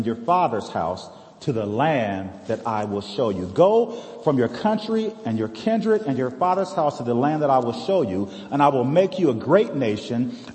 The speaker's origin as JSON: {"language": "English", "country": "United States", "said": "We live in a great place here in America. I love this country. I served in the forces which guard our country"}